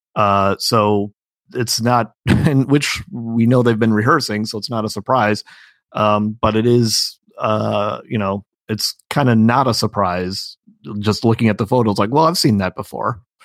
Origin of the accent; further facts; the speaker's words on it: Illinois, United States; I'm from Illinois